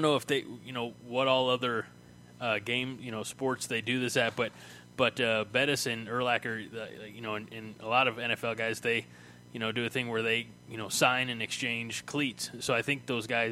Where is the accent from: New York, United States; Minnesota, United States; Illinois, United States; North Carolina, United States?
Illinois, United States; I'm from Illinois